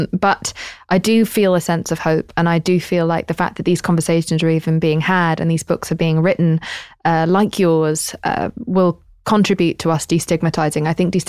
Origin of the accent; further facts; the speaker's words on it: England, United Kingdom; You know, I'm English.